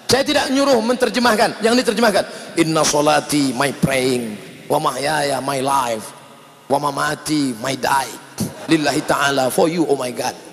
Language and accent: Indonesian; Sumatra, Indonesia; Saya bukan orang Jawa, saya orang Melayu dari Sumatera.